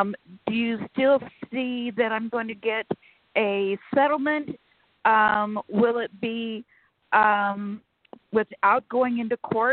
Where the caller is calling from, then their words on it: Sacramento, California, United States; from Sacramento, California.